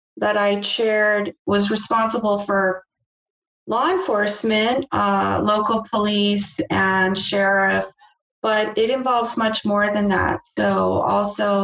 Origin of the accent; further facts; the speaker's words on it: El Paso, Texas, United States; I'm actually a native El Pasoan. I'm from El Paso